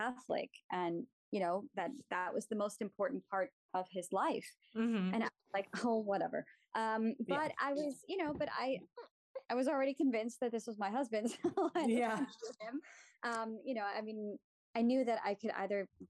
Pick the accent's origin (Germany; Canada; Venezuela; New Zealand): Germany; moved away; Germany. I'm from Germany.